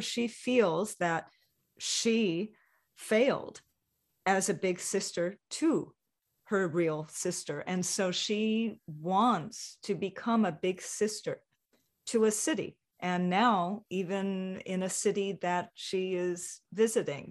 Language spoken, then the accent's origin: English; Hawaii, United States; moved away; growing up in Hawaii